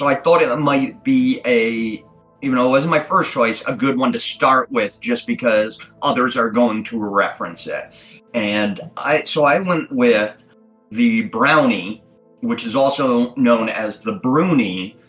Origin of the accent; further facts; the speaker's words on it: Scotland, United Kingdom; That's where, I'm from Scotland. My family's from Scotland.